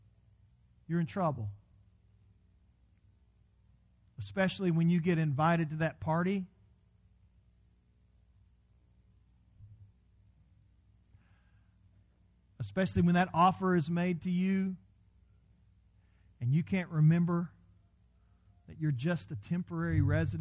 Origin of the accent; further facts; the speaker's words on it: Texas, United States; accent: Texas; My Texas was coming out in my Irish